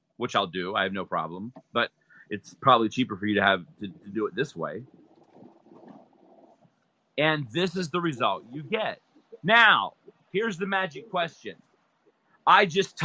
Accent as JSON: {"language": "English", "region": "Utah", "country": "United States", "also_born_or_lived": "Las Vegas", "said": "I'm from Utah. I'm here in Las Vegas. I'm in Utah right now tonight."}